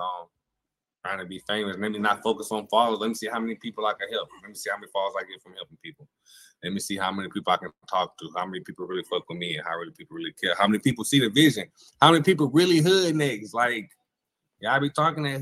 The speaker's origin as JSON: {"language": "English", "town": "Galveston", "region": "Texas", "country": "United States", "said": "we're from Galveston"}